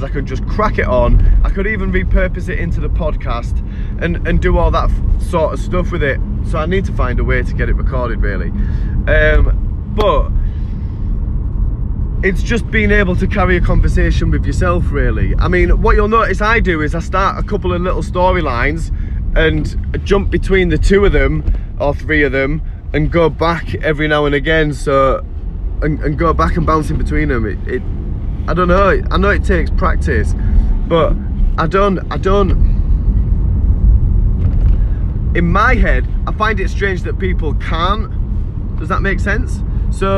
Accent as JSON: {"language": "English", "town": "York", "region": "Yorkshire and the Humber", "country": "United Kingdom", "also_born_or_lived": "Seaham", "moved": "yes", "lives_now": "Sunderland, United Kingdom", "said": "I am from York in England originally, like 28 years ago"}